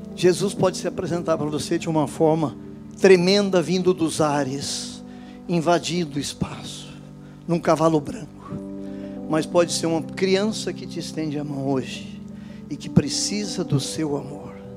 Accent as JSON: {"language": "Portuguese", "town": "São José do Rio Preto", "region": "São Paulo", "country": "Brazil", "tie": "born or raised there", "also_born_or_lived": "Campinas", "moved": "yes", "lives_now": "Rio de Janeiro, Brazil", "said": "Eu nasci lá em São José do Rio Preto, estado de São Paulo."}